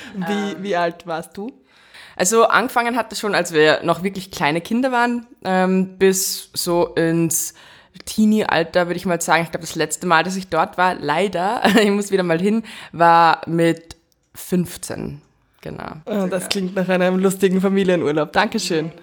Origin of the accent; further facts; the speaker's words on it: Salzburg, Austria; am liebsten sind wir da zum Anifer Waldbad bei uns in Salzburg gefahren